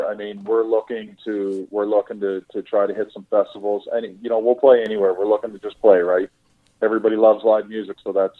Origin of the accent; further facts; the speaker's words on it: Saint John, New Brunswick, Canada; For me, growing up in St. John, I've seen a lot of concerts, a lot of shows, whatever, at the Imperial Theater.